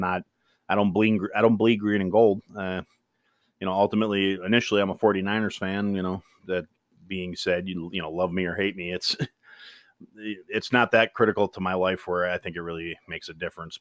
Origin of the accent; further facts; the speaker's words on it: Kenosha, Wisconsin, United States; moved away; I am from Kenosha, Wisconsin. That's a small town in the southeast corner of Wisconsin